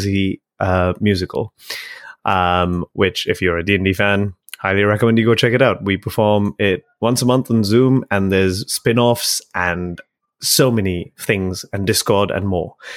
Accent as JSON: {"language": "English", "country": "Sri Lanka", "tie": "born or raised there", "moved": "yes", "said": "growing up in Sri Lanka"}